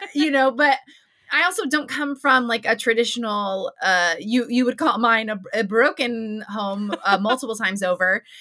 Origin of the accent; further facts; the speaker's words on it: New Mexico, United States; I'm from New Mexico